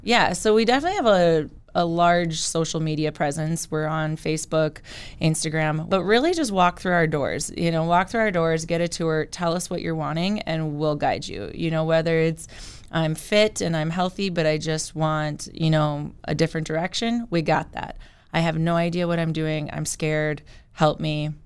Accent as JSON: {"language": "English", "town": "Killdeer", "region": "North Dakota", "country": "United States", "tie": "born or raised there", "moved": "as an adult", "lives_now": "Bismarck, United States", "said": "I am originally from Kildare, and so I did, I grew up there."}